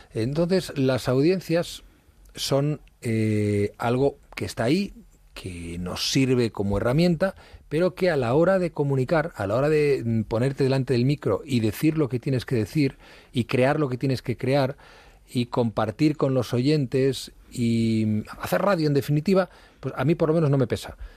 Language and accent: Spanish; Madrid, Community of Madrid, Spain; also born or lived in Ribadedeva, Asturias / Ujo, Asturias; nací en Madrid, he vivido prácticamente toda mi infancia en Madrid